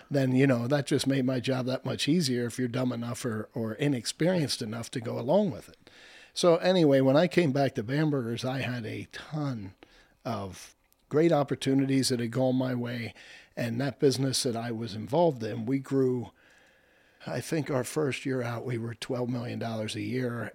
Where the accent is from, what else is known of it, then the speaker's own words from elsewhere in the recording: Lebanon, Pennsylvania, United States; I was raised in Lebanon